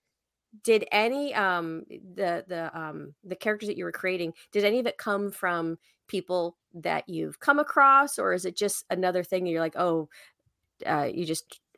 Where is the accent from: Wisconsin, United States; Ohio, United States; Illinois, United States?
Illinois, United States; suburbs of Chicago; I grew up outside of Chicago in the suburbs